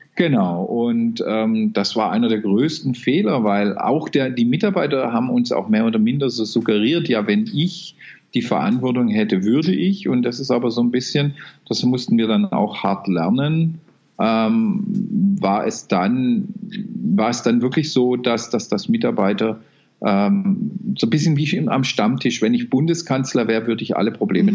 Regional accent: Baden-Württemberg, Germany; ich bin ein Badener

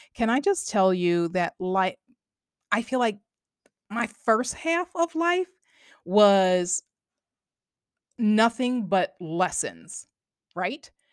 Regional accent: Long Island, New York, United States; now in New Jersey, United States; I grew up on Long Island

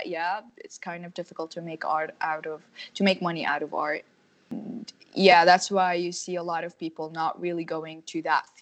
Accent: United Arab Emirates; now in Jordan; In UAE, it's different. We have enough resources. We study art in school

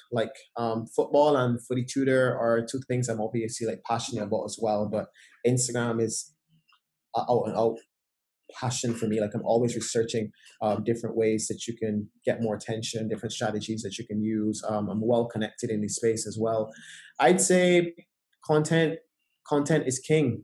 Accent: Barbados; growing up in Barbados

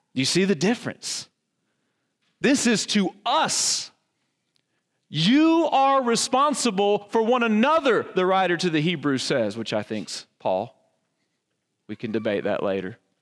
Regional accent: the Bible Belt, Southern United States, United States; I grew up in the Bible Belt

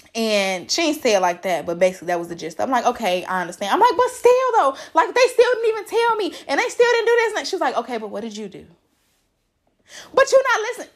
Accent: Chicago, Illinois, United States; I'm from Chicago

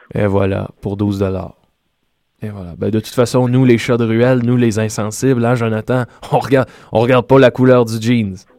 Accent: Salaberry-de-Valleyfield, Quebec, Canada; Je viens moi-même de Salaberry, de Valleyfield

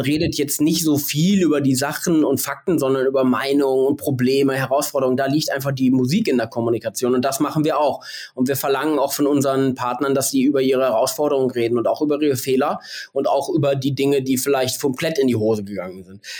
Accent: Bielefeld, North Rhine-Westphalia, Germany; die ist wie ich aus Bielefeld

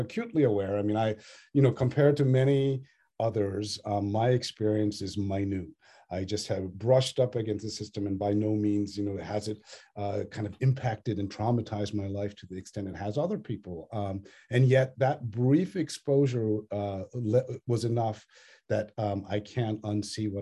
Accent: Northern Virginia, United States; also born or lived in Australia; my own childhood growing up in Northern Virginia with a loving Tamilian Brahmin family

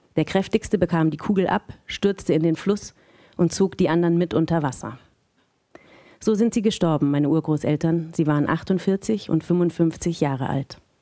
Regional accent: Munich, Bavaria, Germany; moved away; ich bin aus München eigentlich

